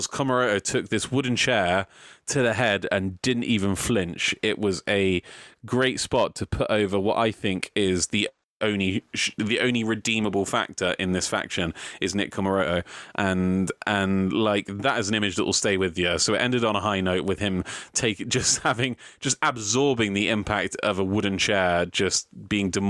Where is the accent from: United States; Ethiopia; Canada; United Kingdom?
United Kingdom; despite being a Brit